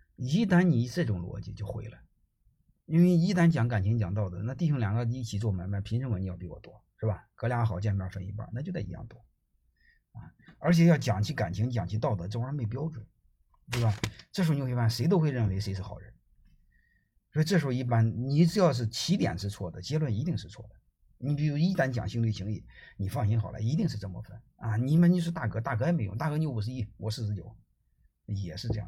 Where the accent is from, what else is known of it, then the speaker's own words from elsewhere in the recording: China; 我们中国人